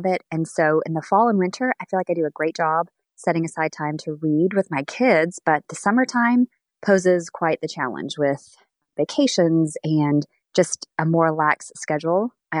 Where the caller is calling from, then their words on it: Newburgh, Indiana, United States; I am from Newburgh, Indiana.